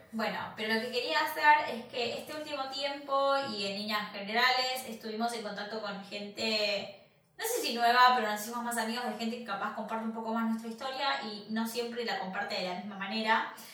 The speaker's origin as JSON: {"language": "Spanish", "country": "Argentina", "moved": "yes", "said": "nosotros somos argentinos"}